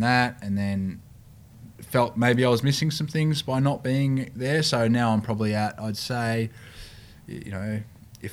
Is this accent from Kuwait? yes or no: no; Australia; moved away; also born or lived in New Zealand; I'm Australian born, I'm Australian blooded